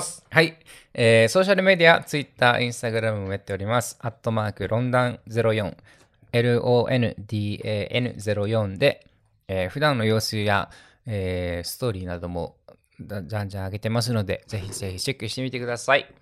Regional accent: Okinawa, Japan; 俺らのさ、その小中とかは、もう本当、沖縄、沖縄の音楽しか聞いてこなかった

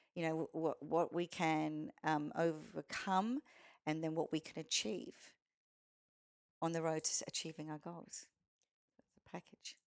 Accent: Australia; accent: Australian; also born or lived in Canada; they loved my accent. I didn't think it was that Australian, but to them it was

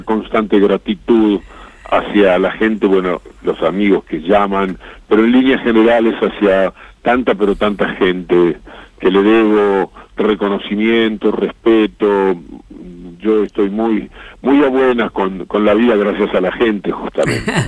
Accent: Uruguay; now in Argentina; mi país de origen

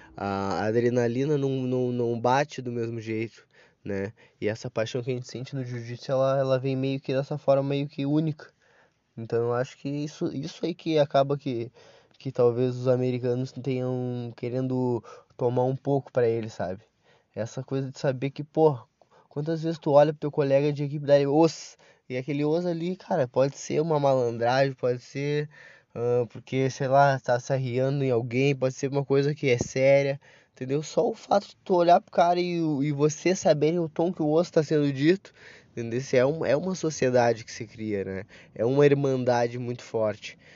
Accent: Brazil; como brasileiro

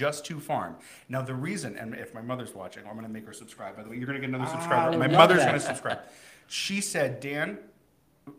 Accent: Goffstown, New Hampshire, United States; also born or lived in Manchester, New Hampshire; now in Connecticut, United States; I was born and raised in New Hampshire, Manchester, New Hampshire. Actually, I say Manchester. I'm actually from Goffstown, New Hampshire

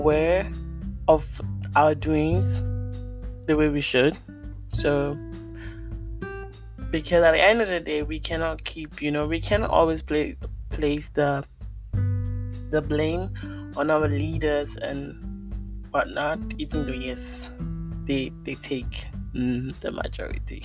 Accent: Ghana; I'm Ghanaian

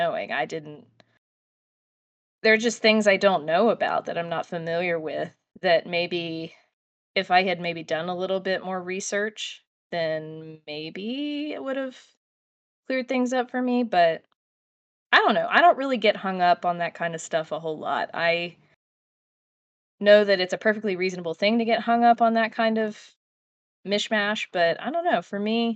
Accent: United States; we are American viewers

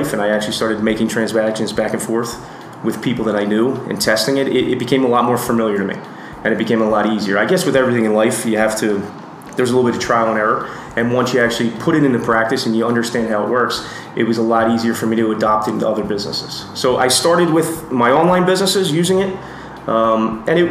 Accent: United States; now in Costa Rica; I'm originally from the United States

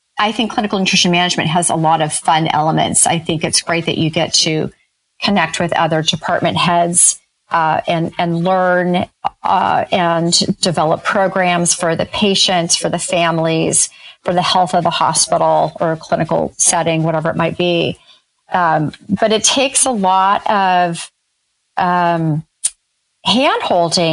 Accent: Northern California, United States; I grew up in Northern California in a teeny tiny town

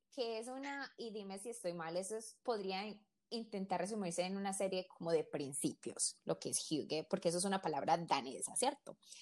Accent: Colombia; siendo colombiana

